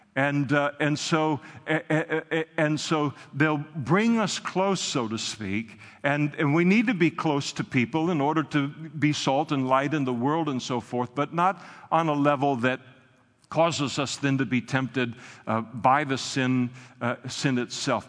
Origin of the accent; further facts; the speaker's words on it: Napa, California, United States; moved away; all of my growing up in Napa